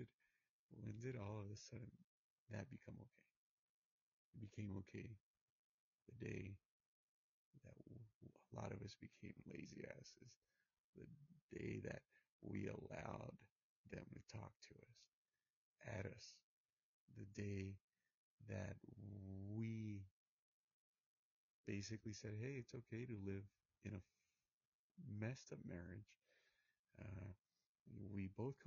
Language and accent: English; United States; My background's Hispanic, even though I was born in the United States of America